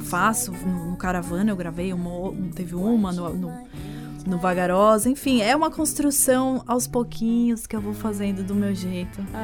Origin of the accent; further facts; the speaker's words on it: São Paulo, Brazil; also born or lived in United States; sendo paulistana